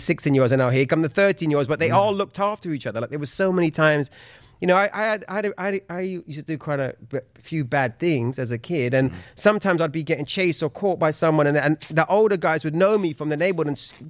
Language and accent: English; London, United Kingdom; now in Los Angeles, United States; I grew up in southwest London in a place called Balham, which is literally maybe, it's on the same line as Brixton.